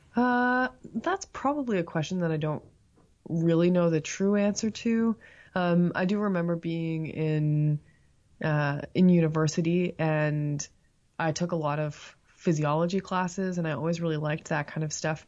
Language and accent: English; Toronto, Ontario, Canada; moved away as an adult; now in Tuscaloosa, United States; I grew up in Toronto, or at the time it was Scarborough